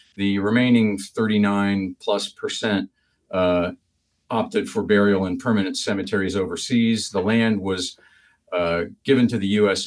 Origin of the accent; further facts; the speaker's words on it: Falls Church, Virginia, United States; moved away as an adult; also born or lived in Washington, D.C. / Vermont; I grew up in predominantly in Falls Church, Virginia